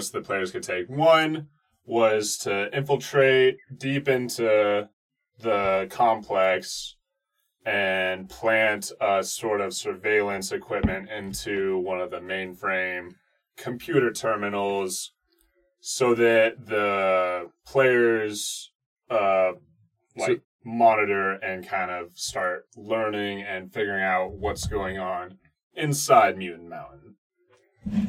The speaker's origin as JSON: {"language": "English", "region": "Colorado", "country": "United States", "tie": "born or raised there", "said": "us all being born and raised in Colorado."}